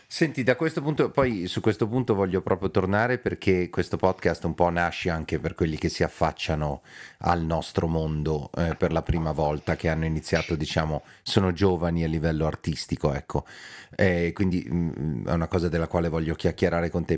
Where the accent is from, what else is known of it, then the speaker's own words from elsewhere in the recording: Milan, Lombardy, Italy; noi milanesi